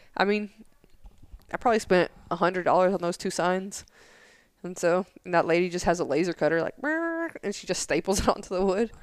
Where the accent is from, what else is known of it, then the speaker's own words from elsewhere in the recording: Tennessee, United States; now in San Angelo, United States; I grew up in Tennessee